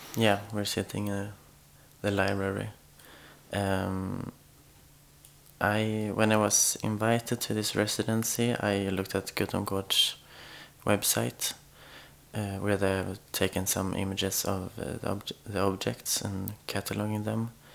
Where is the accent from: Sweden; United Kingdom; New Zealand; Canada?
Sweden; moved away as an adult; now in Oslo, Norway; I'm from Sweden, and I've been living in Oslo since almost two years now.